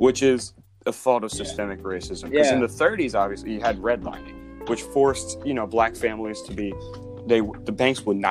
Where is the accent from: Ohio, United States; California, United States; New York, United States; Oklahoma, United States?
Ohio, United States; Dublin; we all grew up in the Dublin bubble. We all grew up in the suburbs